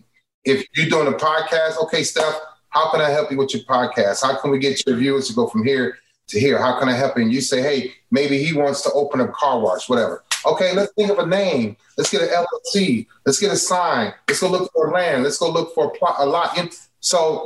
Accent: Cleveland, Ohio, United States; also born or lived in Chicago; I'm from Cleveland

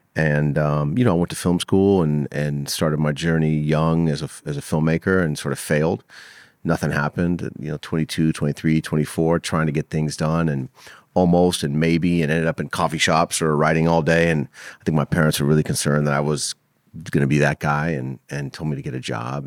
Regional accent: Los Angeles, California, United States; I grew up in L A in the, like, the seventies and eighties

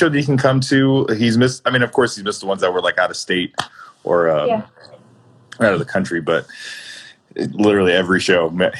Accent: Chicago, Illinois, United States; Both city and suburbs. I'm currently in the city now. I'm in North Center.

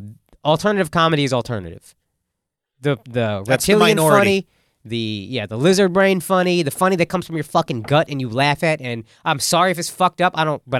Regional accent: Texas, United States; moved away as an adult; I grew up in Texas. I knew fucking America. Even though I'm brown

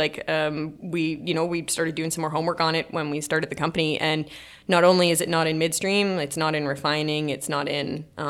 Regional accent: Atlantic Canada, Canada; now in Calgary, Canada; So I moved to Calgary from the East Coast of Canada and, yeah, I started working for natural gas distribution.

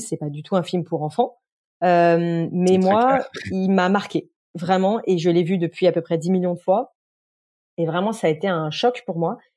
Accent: Beaujolais, Lyon region, Auvergne-Rhône-Alpes, France; moved away as an adult; mes parents habitaient dans la région lyonnaise, dans le Beaujolais, euh, donc j'ai vécu dans un, village euh, jusqu'à voilà jusqu'à être majeur grosso modo euh, dans, dans le Beaujolais

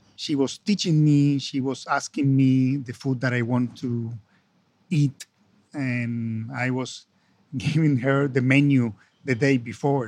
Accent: Buenos Aires, Argentina; English is a second language; moved away as an adult; also born or lived in Italy / Spain / France / United States; now in London, United Kingdom; I come from Argentina, so we are Latin American

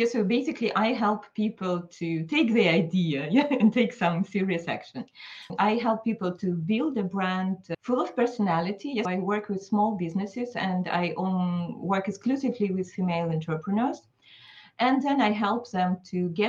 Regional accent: Belarus; now in Geneva, Switzerland; I'm based near Geneva, so just close to Geneva Airport, but originally I'm from Belarus

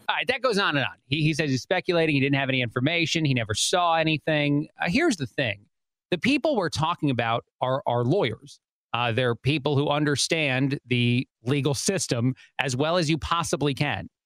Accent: East Coast, United States; moved away; I grew up on the East Coast

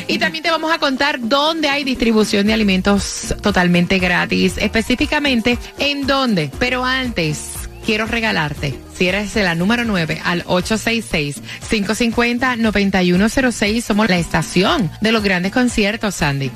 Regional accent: Puerto Rico; yo, a pesar de que soy puertorriqueña y la piña colada es muy típica de nosotros en Puerto Rico

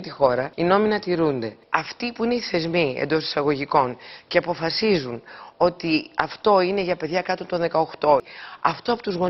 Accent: Greece; δεν ανέχομαι σαν Ελληνίδα, γιατί πάνω απ' όλα είναι η πατρίδα μου, να με δουλεύουν και να με περιπέζουν.

